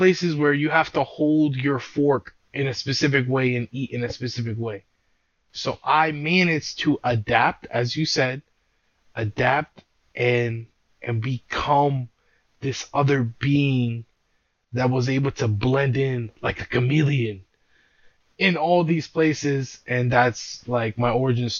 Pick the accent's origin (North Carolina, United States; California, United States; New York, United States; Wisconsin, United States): New York, United States; New York City; I was born and raised in Brooklyn